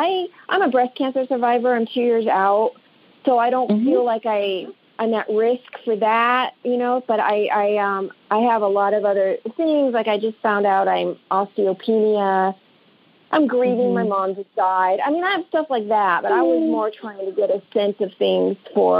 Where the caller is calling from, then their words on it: Palm Springs, California, United States; Okay, Palm Springs, California.